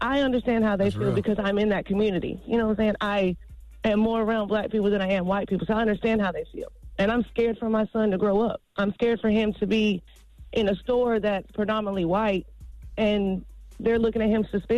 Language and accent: English; Dunn, North Carolina, United States; I'm from Dunn.